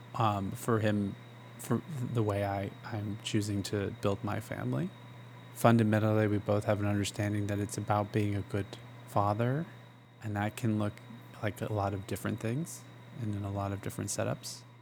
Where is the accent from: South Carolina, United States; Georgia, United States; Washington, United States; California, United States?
Georgia, United States; Gainesville; Born and raised in North Georgia